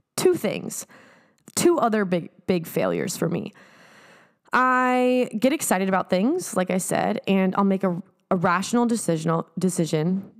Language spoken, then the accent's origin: English; San Diego, California, United States; moved away; going back home to San Diego